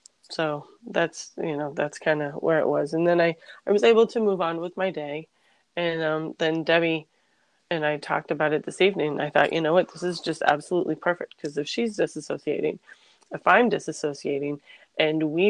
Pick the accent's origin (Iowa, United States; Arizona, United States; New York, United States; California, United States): New York, United States; New York City; moved away; I'm from New York